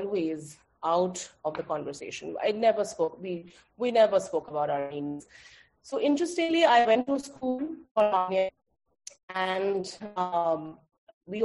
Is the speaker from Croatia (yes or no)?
no; Kolkata, West Bengal, India; now in Goa, India; I am Bengali. I am born and brought up in Calcutta